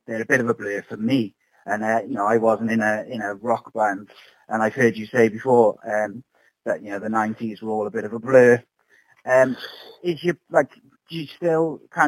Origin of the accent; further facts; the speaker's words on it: Cardiff, Wales, United Kingdom; you're playing Cardiff, actually, on my day before my son's birthday, which is my hometown